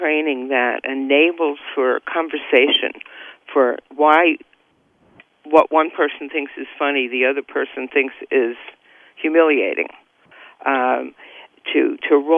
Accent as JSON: {"language": "English", "region": "New York", "country": "United States", "tie": "born or raised there", "moved": "as an adult", "lives_now": "California, United States", "said": "I grew up in the Bronx, and I worked in Manhattan"}